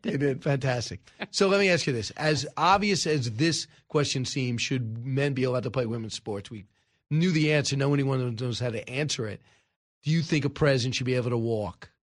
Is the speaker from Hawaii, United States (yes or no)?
no; Long Island, New York, United States; I am from Long Island.